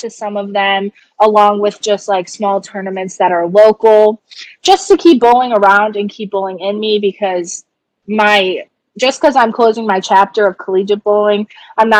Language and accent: English; Des Plaines, Illinois, United States; I'm from Des Plaines, Illinois, which is right by O'Hare Airport.